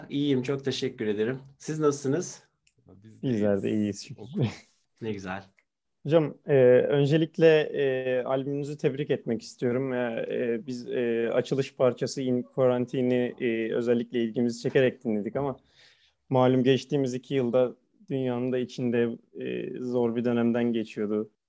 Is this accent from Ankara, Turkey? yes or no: yes; Ankara, Turkey; Ben Ankara doğumluyum. Ankara'da geçti gençlik